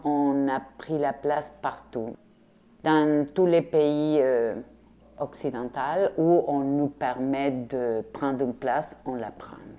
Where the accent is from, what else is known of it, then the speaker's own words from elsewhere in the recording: Rosario, Santa Fe, Argentina; French is a second language; now in Quebec, Canada; Je viens de l'Argentine, mais pas de Buenos Aires. Je viens de Rosario, la deuxième ville en Argentine